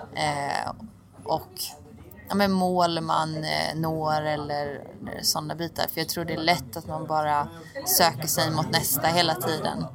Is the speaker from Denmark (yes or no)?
no; Oskarshamn, Kalmar County, Sweden; moved away as an adult; now in Turin, Italy; jag är från Oskarshamn